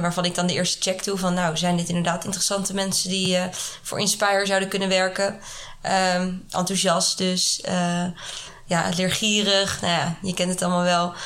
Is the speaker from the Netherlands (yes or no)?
yes; Haarlem, North Holland, Netherlands; moved away as an adult; also born or lived in Amsterdam; now in Nairobi, Kenya; Ik kom oorspronkelijk uit Haarlem